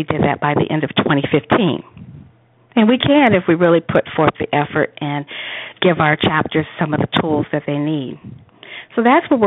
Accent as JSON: {"language": "English", "town": "Atlanta", "region": "Georgia", "country": "United States", "said": "we're both from Atlanta"}